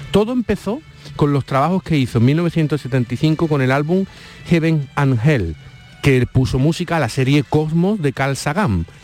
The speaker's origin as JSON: {"language": "Spanish", "region": "Andalusia", "country": "Spain", "accent": "Andalusian", "said": "Sex, sí, es que perdona por mi acento andaluz, pero me, como las X, la S"}